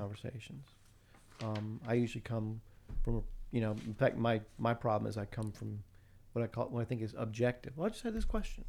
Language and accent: English; the South, United States; moved away as an adult; grew up in the South, lived in the South all my life